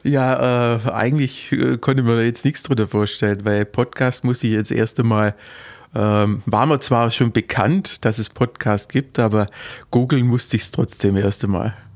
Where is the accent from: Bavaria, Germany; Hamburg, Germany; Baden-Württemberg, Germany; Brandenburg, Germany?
Baden-Württemberg, Germany; Heuchlingen; also born or lived in Heidenheim; now in Gerstetten, Germany; Ich, ja, geboren in Heidenheim und aufgewachsen in, in Heuchlingen